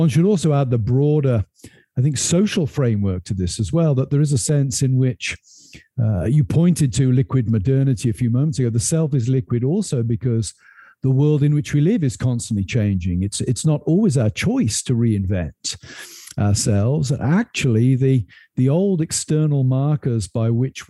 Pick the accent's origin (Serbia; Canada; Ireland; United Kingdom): United Kingdom; moved away as an adult; now in United States; I've come to America and been a very different person than I would have been if I'd stayed in the United Kingdom